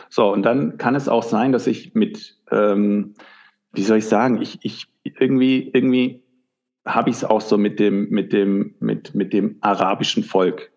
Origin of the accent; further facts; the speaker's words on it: Germany; ich bin äh, in Deutschland geboren und aufgewachsen